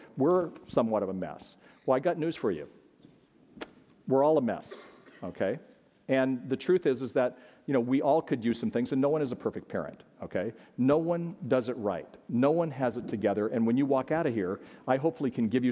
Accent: California, United States; my mom was pregnant and we went out to California and, now I'm from California

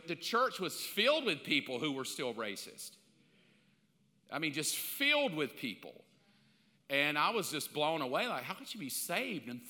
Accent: the South, United States; I grew up in the South.

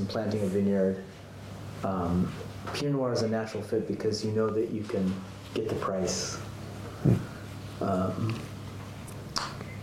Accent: California, United States; also born or lived in Japan (half Japanese ancestry); being a Californian

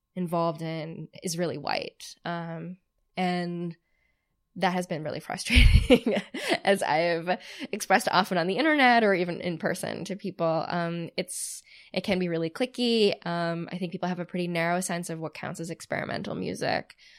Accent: outside of Boston, Massachusetts, United States; growing up outside of Boston

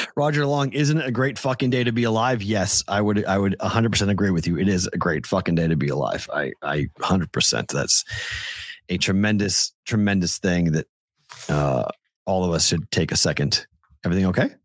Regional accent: Andover, Massachusetts, United States; I'm from Andover.

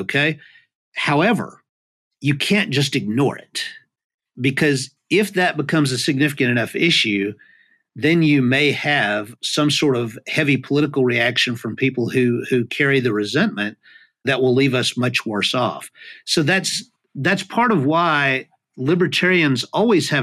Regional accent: United States; as an American

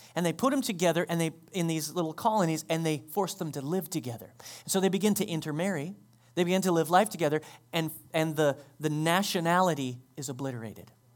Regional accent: United States; We, as American Christians

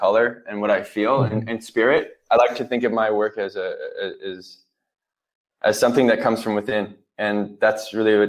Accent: Huntington Beach, California, United States; I grew up, I'm from California. I grew up in Huntington Beach

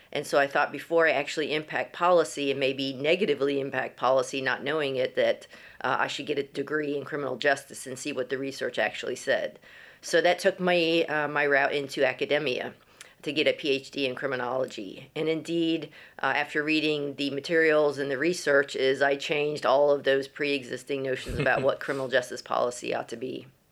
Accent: Florida, United States; moved away as an adult; also born or lived in Texas; now in Guildford, United Kingdom; I grew up in Florida

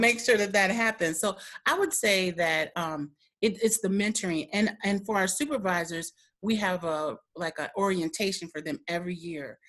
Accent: Milwaukee, Wisconsin, United States; also born or lived in Michigan

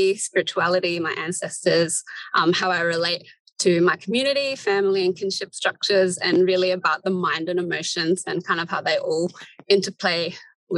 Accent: Adelaide, South Australia, Australia; also born or lived in Borroloola, Northern Territory; now in Melbourne, Australia; But I grew up in Adelaide, Tandanya, and now I live in Naam, Melbourne

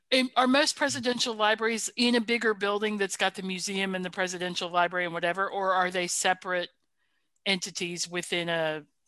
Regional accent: the South, United States; I also don't use y'all referring to one person because I'm from the South and I understand what y'all means.

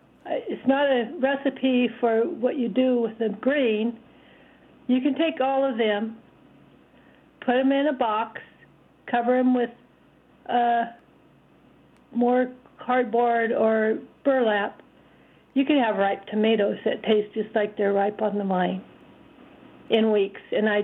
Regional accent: Sierra County, California, United States; now in Myrtle Creek, United States; I'm calling Myrtle Creek, Oregon. And nice. I'm from Sierra County, California.

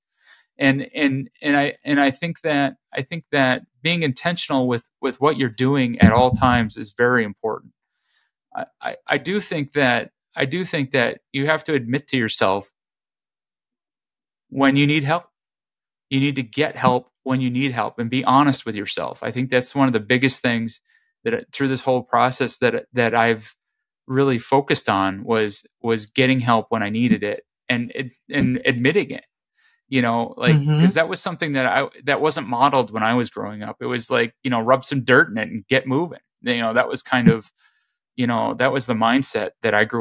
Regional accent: Midwest, United States; growing up in the Midwest

